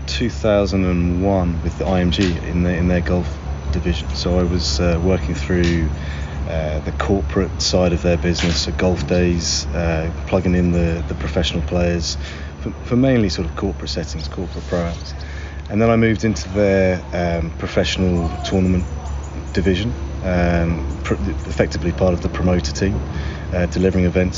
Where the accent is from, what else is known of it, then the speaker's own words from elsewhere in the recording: England, United Kingdom; also born or lived in United States; now in Ireland; I'm English, but I have a strong Irish heritage